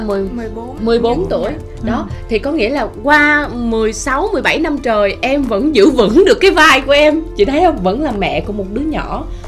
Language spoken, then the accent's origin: Vietnamese; Tiền Giang, Vietnam; born or raised there; moved away